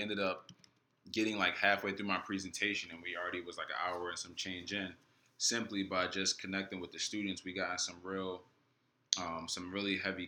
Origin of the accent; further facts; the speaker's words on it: Orlando, Florida, United States; Yeah, I'm from Orlando, so you look at them like, yo, all right.